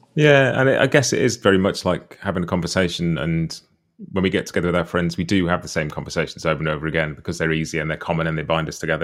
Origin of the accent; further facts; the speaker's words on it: United Kingdom; a British guy who didn't grow up around bluegrass or much American music at first at all